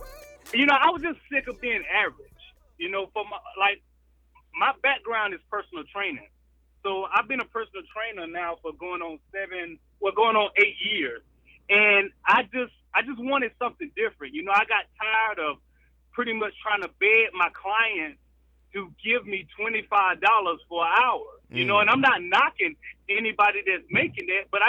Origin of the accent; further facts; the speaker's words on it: South Carolina, United States; I've pretty much been born and raised in South Carolina